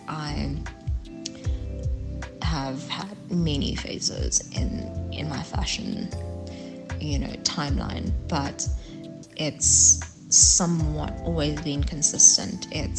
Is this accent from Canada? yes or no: no; Johannesburg, Gauteng, South Africa; now in Pretoria, South Africa; I'm originally from Johannesburg, but I'm currently residing in Pretoria, and I have been for quite some time.